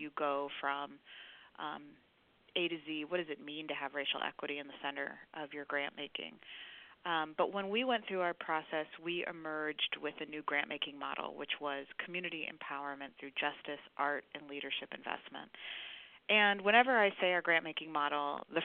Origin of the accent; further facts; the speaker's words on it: Chicago, Illinois, United States; I'm a Chicagoan, grew up, born and raised on the South Side, grew up in Bronzeville and then in Hyde Park